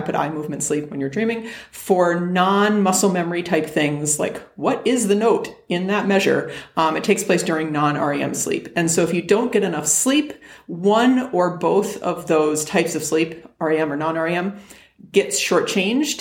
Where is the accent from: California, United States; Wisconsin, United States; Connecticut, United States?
Connecticut, United States; West Hartford; now in Arizona, United States; I'm from West Hartford, Connecticut, 860 is the area code there